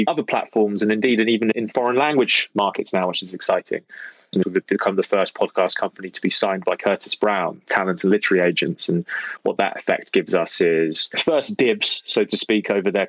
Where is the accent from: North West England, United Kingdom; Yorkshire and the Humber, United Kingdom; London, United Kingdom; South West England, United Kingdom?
London, United Kingdom; I'm from London originally